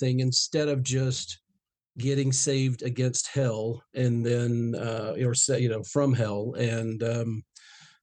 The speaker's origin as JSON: {"language": "English", "region": "Northeast Georgia", "country": "United States", "tie": "born or raised there", "said": "I grew up in Northeast Georgia"}